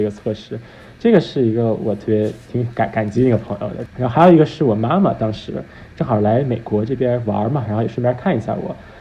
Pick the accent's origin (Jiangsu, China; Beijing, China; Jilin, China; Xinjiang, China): Beijing, China; moved away as an adult; now in New York, United States; 因为我在北京长大